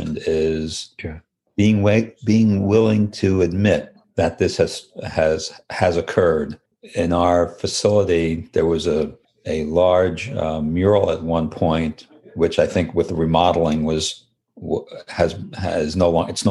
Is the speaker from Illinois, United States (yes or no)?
no; New York, United States; now in Rhode Island, United States; I'm originally from New York